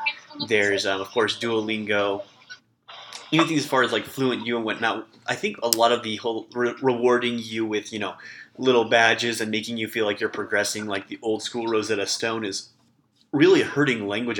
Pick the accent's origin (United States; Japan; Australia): United States; Midwest; accent: Midwestern; also born or lived in Nebraska; I was from America